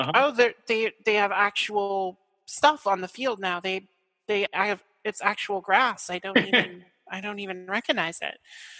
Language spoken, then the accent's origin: English; Nova Scotia, Canada; Nova Scotia is a 24-hour drive to Toronto.